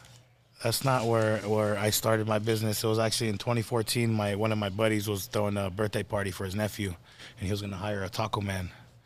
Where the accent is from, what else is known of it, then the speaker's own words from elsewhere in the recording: Chino, California, United States; also born or lived in Santa Ana, California; I actually grew up in Chino.